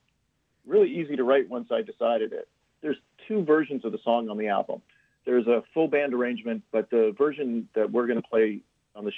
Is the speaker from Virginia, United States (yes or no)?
no; Lauderhill, Florida, United States; moved away as an adult; also born or lived in North Miami / East Coast / Los Angeles; now in San Francisco, United States; I grew up in, I spent a little time in North Miami, but I grew up in the Fort Lauderdale area in Lauderhill.